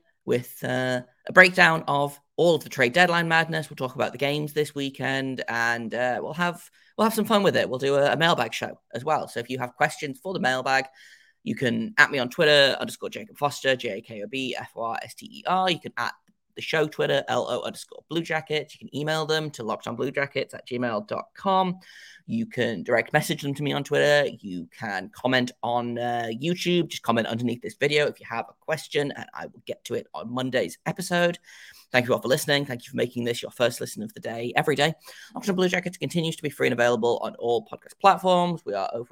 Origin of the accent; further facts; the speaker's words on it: England, United Kingdom; I am English and in my 30s